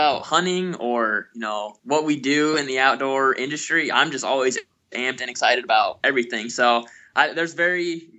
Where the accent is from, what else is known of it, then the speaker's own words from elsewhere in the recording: Ontario, Ohio, United States; Ontario, Ohio, which, you know, most of the time we say we're from Ontario